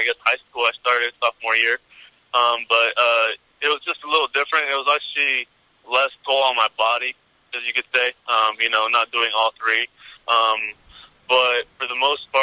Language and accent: English; Northern California, United States; I'm in NorCal right now, my hometown